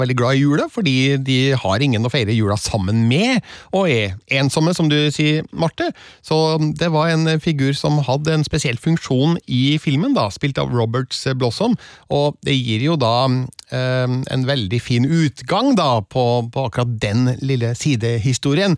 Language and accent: Norwegian; Stjørdal, Trøndelag, Norway; i Stjørdal, der jeg eh, vokste opp, og der jeg nå også bor